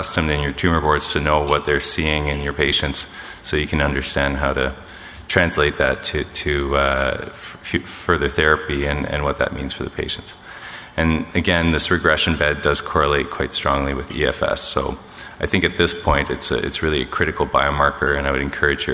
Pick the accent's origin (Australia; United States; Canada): Canada; I'm Canadian.